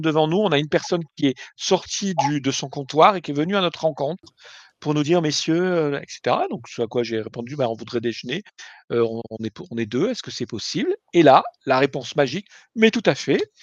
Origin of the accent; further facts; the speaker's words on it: France; en tant que Français